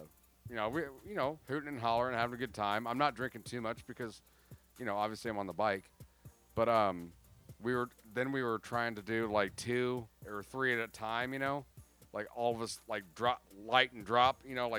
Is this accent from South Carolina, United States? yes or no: no; Florida, United States; moved away; I grew up in Florida.